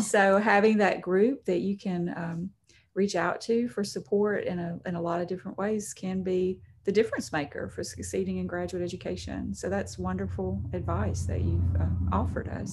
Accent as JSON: {"language": "English", "region": "Alabama", "country": "United States", "tie": "born or raised there", "moved": "as an adult", "lives_now": "Arkansas, United States", "said": "I grew up in Alabama, never expecting to be anywhere else but Alabama"}